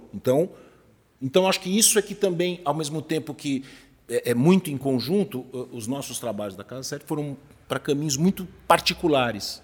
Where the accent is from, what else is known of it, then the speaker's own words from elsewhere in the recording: Brazil; eu sou brasileiro